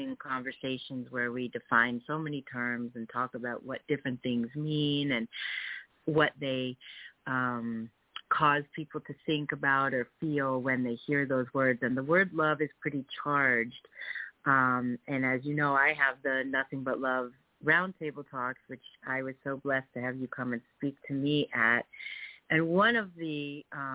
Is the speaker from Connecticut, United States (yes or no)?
yes; Connecticut, United States; moved away as an adult; also born or lived in Worcester, Massachusetts; I grew up in Connecticut